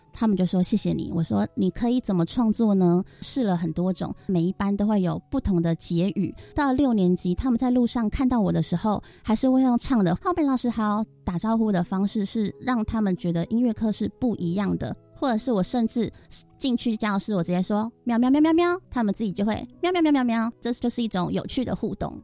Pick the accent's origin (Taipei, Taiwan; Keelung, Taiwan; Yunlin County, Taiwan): Keelung, Taiwan; 我从小就是在庙口旁边，我们的乐器行是第一间乐器行